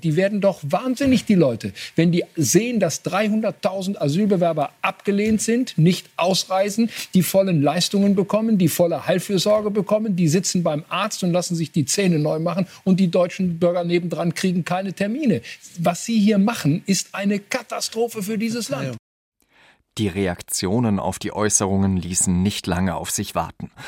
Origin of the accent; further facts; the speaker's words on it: France; Als Franzose garantiere ich euch